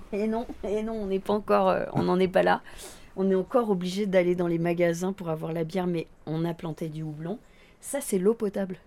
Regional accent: Breil-sur-Roya, Provence-Alpes-Côte d'Azur, France; also born or lived in Nice; j'ai grandi là en fait. Je suis une pure Brayoise avec des parents Brayois

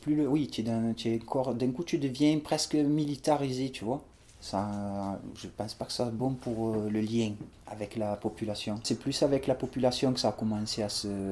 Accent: Marseille, Provence-Alpes-Côte d'Azur, France; j'ai grandi à La Rose

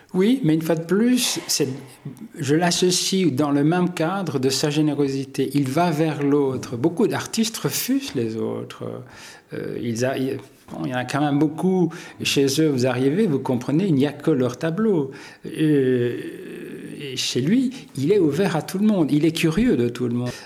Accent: Hainaut, Wallonia, Belgium; Je suis né dans le Hainaut par le plus grand des hasards

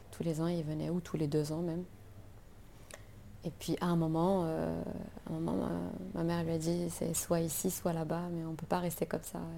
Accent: France; now in Algeria; j'ai vécu en fait et j'ai grandi en France. Je suis partie en France, je devais avoir. Ben, j'avais 9 ans. Et, je suis revenue en Algérie à 32 ans

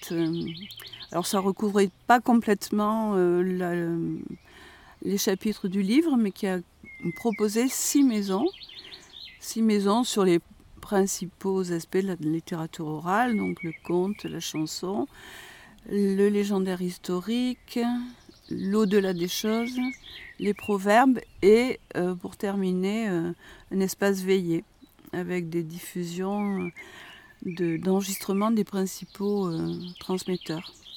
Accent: Lozère, near Villefort, Occitania, France; j'étais originaire de Lozère, hein, mais d'un petit village qui n'était pas très loin du lieu où on était, Villefort

